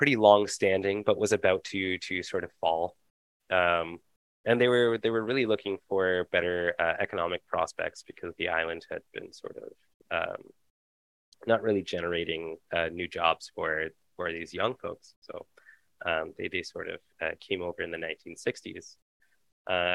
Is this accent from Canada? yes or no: yes; London, Ontario, Canada; I was actually born and raised in London, Ontario.